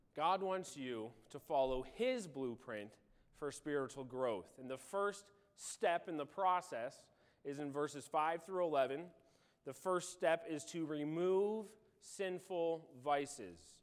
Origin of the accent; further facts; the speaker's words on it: Illinois, United States; moved away; I grew up in Illinois on a farm